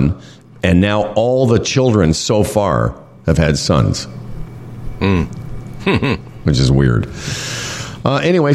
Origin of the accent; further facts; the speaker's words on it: Western Canada, Canada; moved away as an adult; also born or lived in Quebec; now in Ontario, Canada; growing up in Western Canada.